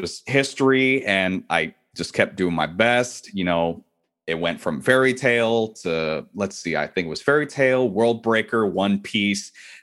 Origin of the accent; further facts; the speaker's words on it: Irving, Texas, United States; also born or lived in Santa Barbara, California / Dallas, Texas; my hometown that I was growing up in Irving